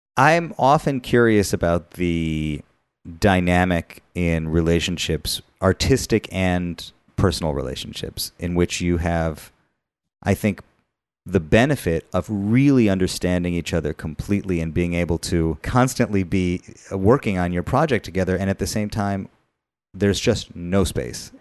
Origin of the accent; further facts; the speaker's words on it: United States; as an American Jew